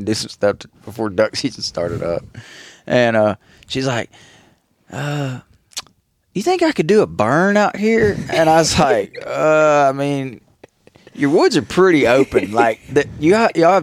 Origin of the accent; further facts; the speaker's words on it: Panama City Beach, Florida, United States; now in Arkansas, United States; I grew up near Panama City Beach, Florida